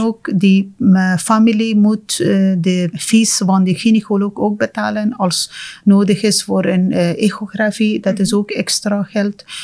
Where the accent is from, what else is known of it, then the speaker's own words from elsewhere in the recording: Afghanistan; Dutch is a second language; moved away as an adult; now in Ghent, Belgium; Ik kom uit Afghanistan